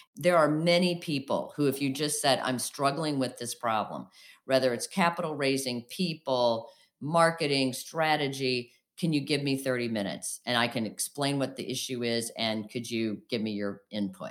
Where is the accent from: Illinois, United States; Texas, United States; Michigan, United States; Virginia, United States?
Illinois, United States; outside of Springfield; also born or lived in Saint Louis; we grew up outside of Springfield, Illinois, so downstate, as they say.